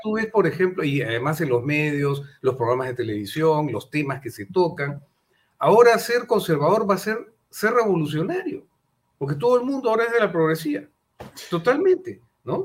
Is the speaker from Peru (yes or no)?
yes; Peru; como empresarios eh, y como peruanos sobre todo, principalmente como peruanos